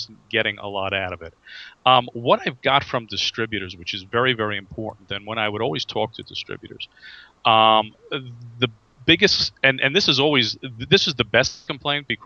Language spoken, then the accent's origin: English; New York, United States; I'm from the East Coast. I'm from New York